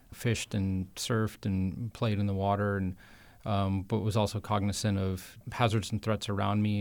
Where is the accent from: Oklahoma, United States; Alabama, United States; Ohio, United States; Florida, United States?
Florida, United States; Martin County; on the east coast of Florida and, in Jensen Beach, uh, just outside Stuart in Martin County. And I got to grow up as a old Florida boy, so to speak, uh, in, the, in the 80s and 90s